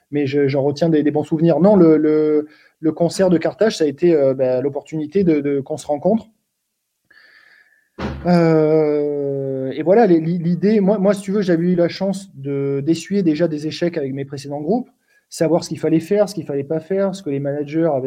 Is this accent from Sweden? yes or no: yes; Sweden; nous, en, en tant que suédois, c'est pas facile.